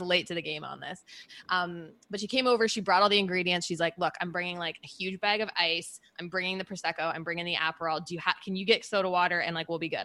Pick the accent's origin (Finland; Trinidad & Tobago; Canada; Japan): Canada; moved away as an adult; also born or lived in Birmingham, United Kingdom; being Canadian